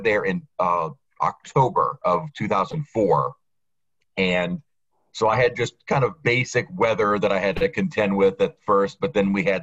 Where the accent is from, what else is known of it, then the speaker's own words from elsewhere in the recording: New Orleans, Louisiana, United States; I'm from New Orleans. So to be chief meteorologist in my hometown where I was born and raised